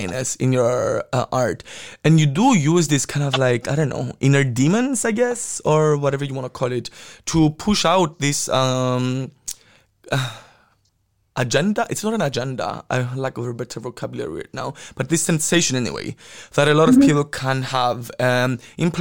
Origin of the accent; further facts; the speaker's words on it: Cyprus; growing up in Cyprus